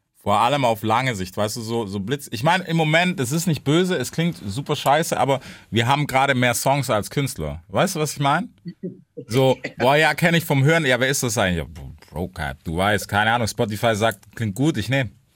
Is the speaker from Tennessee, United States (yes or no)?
yes; Memphis, Tennessee, United States; German is a second language; moved away; Ich bin aus Memphis